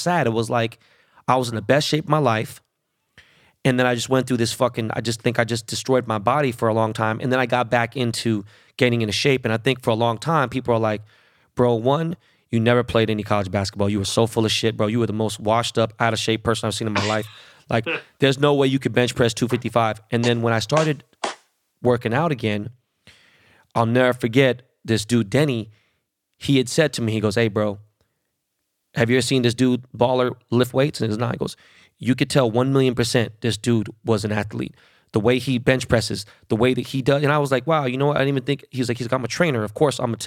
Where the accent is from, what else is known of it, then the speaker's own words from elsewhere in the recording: Los Angeles, California, United States; born and raised in Koreatown.